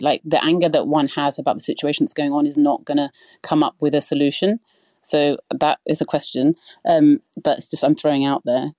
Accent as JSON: {"language": "English", "country": "United Kingdom", "said": "I'm not American, I'm British."}